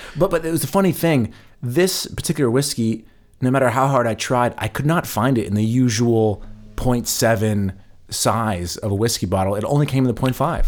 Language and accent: English; United States; moved away as an adult; now in Germany; I grew up in the States